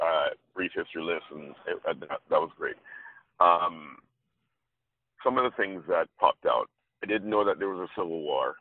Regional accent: Jamaica; I grew up in Jamaica

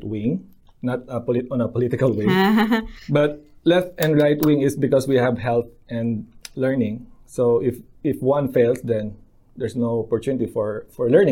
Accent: Philippines; moved away as an adult; now in Lower Hutt, New Zealand; Growing up in the Philippines

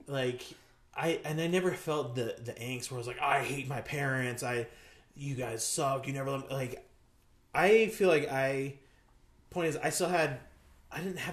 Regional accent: Las Vegas, Nevada, United States; I grew up in Las Vegas, the Las Vegas area

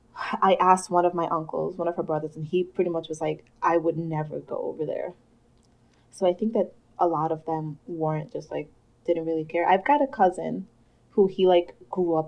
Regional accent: New York City, New York, United States; I was born and raised here in the Bronx.

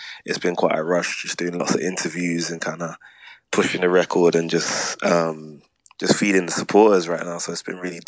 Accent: London, United Kingdom; Born and grown in London

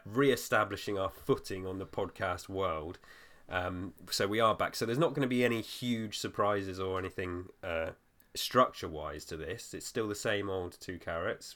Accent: Weymouth, South West England, United Kingdom; my hometown was, like, a really small detour from where you were

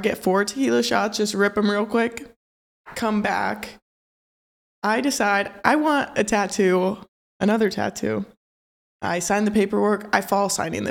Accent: Maryville, Missouri, United States; moved away; my hometown

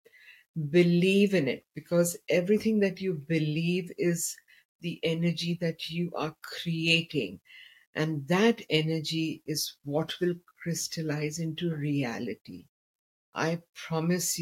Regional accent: India; I come from India

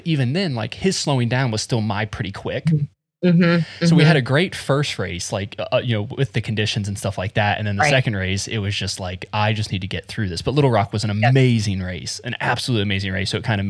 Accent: Florida, United States; moved away; I'm from Florida

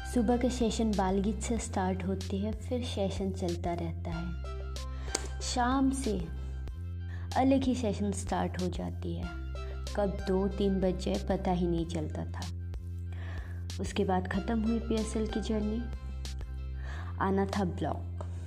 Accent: Tezpur, Assam, India; moved away as an adult; now in Gurugram, India; मैं तेजपुर असम की रहने वाली हूँ

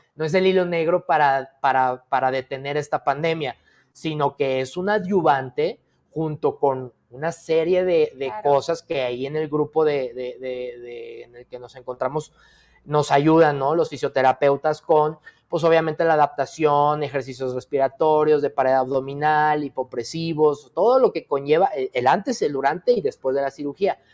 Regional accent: Zacatecas, Mexico; moved away as an adult; Porque soy zacatecano de Hueso Colorado, porque aquí nací, aquí este, crecí eh, una parte de mi, de mi vida

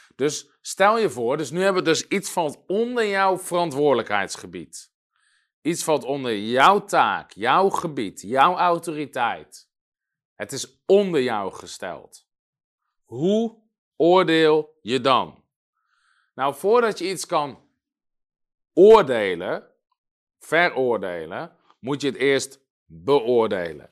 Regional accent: Netherlands; als Nederlander

